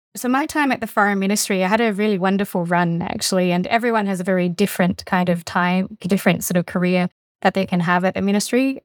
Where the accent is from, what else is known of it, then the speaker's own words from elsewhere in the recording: Fujian, China; now in Australia; I come from sort of Southeast China, where the province of Fujian, which is directly opposite Taiwan